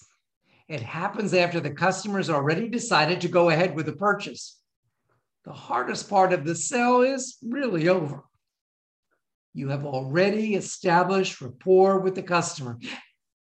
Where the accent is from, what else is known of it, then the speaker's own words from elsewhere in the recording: Florida, United States; I was from Florida